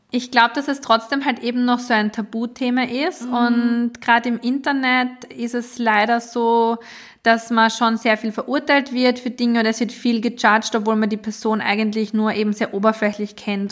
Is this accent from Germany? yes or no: no; Austria; bei uns in Österreich